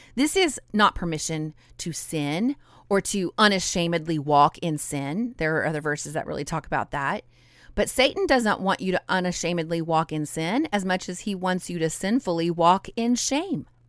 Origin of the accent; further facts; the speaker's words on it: Idaho, United States; also born or lived in southern Louisiana; now in Louisiana, United States; I'm a Cajun girl living in southern Louisiana, but I was born and raised in Idaho.